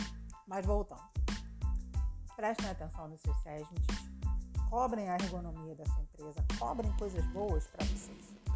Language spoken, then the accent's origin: Portuguese; Rio de Janeiro, Brazil; Eu sou do Rio de Janeiro